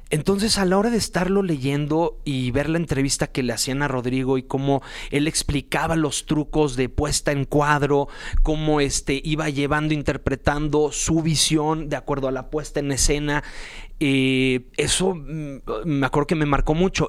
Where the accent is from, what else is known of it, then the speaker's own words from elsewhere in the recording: Mexico City, Mexico; yo nací aquí en la Ciudad de México